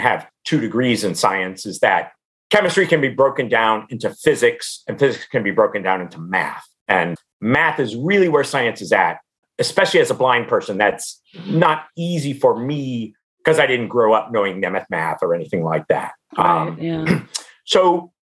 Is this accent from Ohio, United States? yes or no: yes; Cincinnati, Ohio, United States; I grew up in Cincinnati